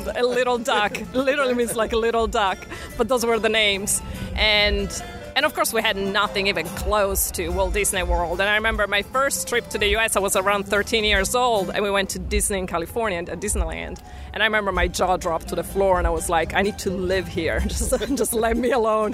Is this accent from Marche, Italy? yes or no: yes; Pesaro, Marche, Italy; moved away as an adult; also born or lived in New York City, United States; now in Florida, United States; I was born and raised in Italy in a tiny place called Pesaro.